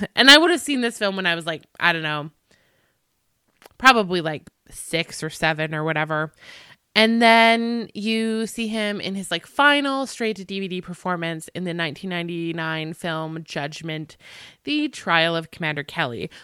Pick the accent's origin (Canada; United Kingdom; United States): Canada; I'm Canadian